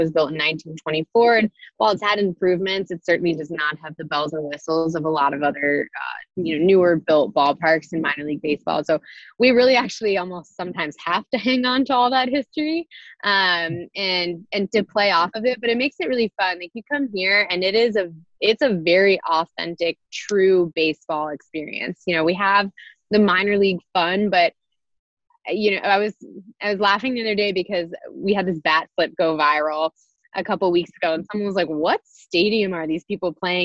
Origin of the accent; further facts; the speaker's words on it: United States; moved away; I grew up right outside New York City